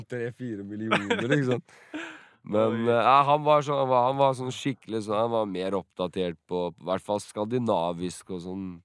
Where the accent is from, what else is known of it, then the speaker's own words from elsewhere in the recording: Drenica, Kosovo; now in Norway; Siden det er min første mann, Drenica-mann, det her det er der jeg er fra, i Kosovo.